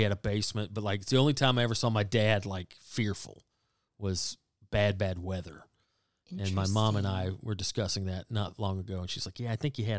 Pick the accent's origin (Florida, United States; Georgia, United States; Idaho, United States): Georgia, United States; Woodstock; also born or lived in Waleska, Georgia; in Georgia, seventh and eighth grade. So that's when I moved from Woodstock to Waleska and went to a middle school.